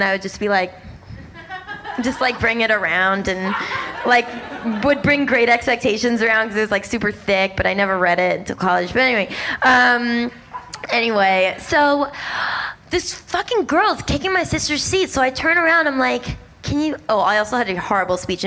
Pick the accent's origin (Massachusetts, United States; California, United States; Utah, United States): Massachusetts, United States; Boston; I'm from Boston, and I grew up in a really conservative Jewish household